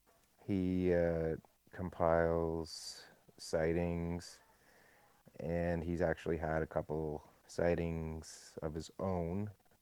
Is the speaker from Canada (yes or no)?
yes; Canada; I'm Canadian